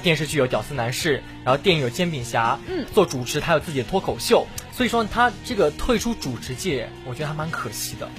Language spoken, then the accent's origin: Chinese; Yancheng, Jiangsu, China; moved away as an adult; now in Nanning, China; 你像在我老家盐城